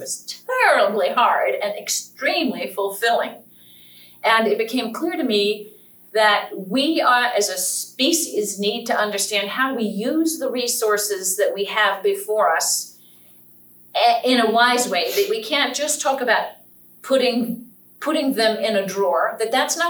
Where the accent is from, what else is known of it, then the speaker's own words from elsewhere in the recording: Norfolk, Virginia, United States; So I, too, was a city girl. I was raised in Norfolk, Virginia.